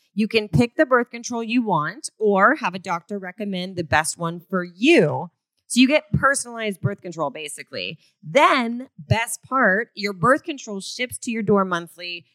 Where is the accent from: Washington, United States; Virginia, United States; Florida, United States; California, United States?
Florida, United States; I grew up in Florida